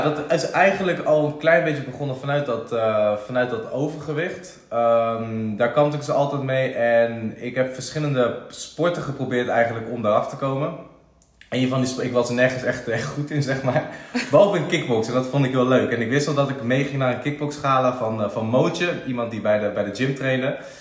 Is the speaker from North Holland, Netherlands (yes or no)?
no; around Utrecht, Netherlands; also born or lived in IJsselstein; eigenlijk altijd eh, ja, rondom Utrecht opgegroeid